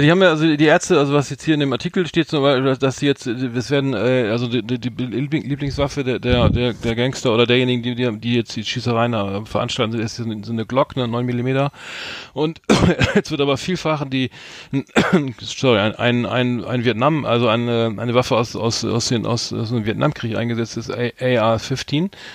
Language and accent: German; Bremen, Germany; wir beide sind ja gebürtige Bremer